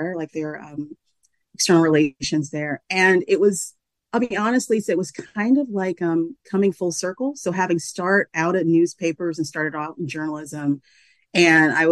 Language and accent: English; Macon, Georgia, United States; moved away; my newspaper was my hometown paper